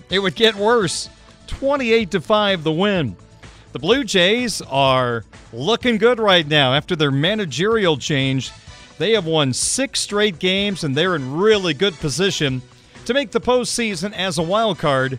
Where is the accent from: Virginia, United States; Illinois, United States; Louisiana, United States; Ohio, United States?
Illinois, United States; Growing up in Illinois